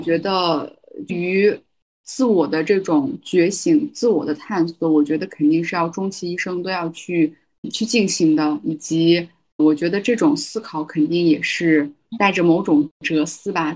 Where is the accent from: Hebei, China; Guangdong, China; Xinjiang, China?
Xinjiang, China; Chinese is a second language; now in Beijing, China; 我也会有一部分是比较思念家乡的。当然，嗯，可能近期也不会说想要回到新疆吧，但我觉得我跟我故嗯。乡的这种连接应该是不会断的